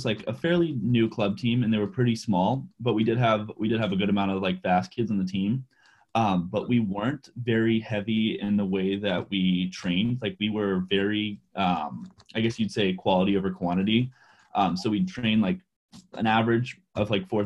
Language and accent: English; California, United States; moved away as an adult; also born or lived in Iowa; you're in California like me